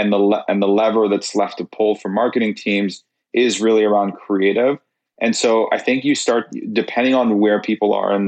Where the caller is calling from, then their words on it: Toronto, Ontario, Canada; I'm in Toronto, Canada.